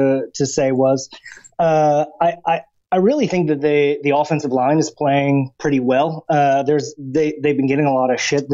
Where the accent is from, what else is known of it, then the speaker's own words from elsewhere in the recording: United States; now in Warsaw, Poland; I'm an American